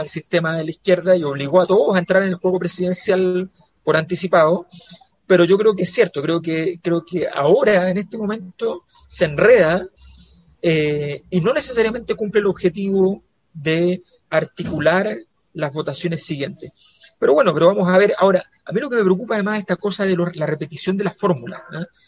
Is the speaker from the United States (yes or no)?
no; Santiago, Santiago Metropolitan Region, Chile; yo era la cisterna